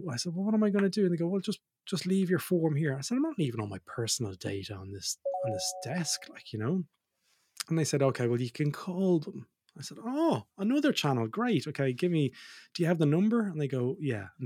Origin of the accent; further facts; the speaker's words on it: Australia; also born or lived in Ireland; Most people will know I'm dual citizen. I'm Australian and Irish.